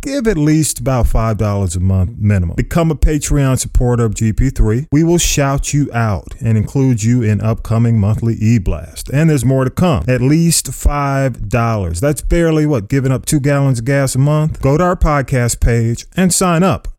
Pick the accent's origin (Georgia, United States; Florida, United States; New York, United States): Georgia, United States; Atlanta; I grew up on North Avenue. And of course, we all graduated from Grove Park Elementary School, the Grove Park section of the ATL